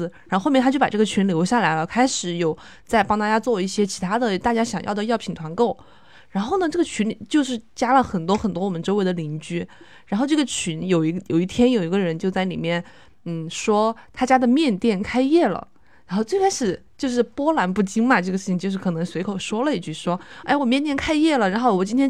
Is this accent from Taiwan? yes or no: no; Chongqing, China; 不知道是不是我重庆人吃不来麻，他这个花椒放的很多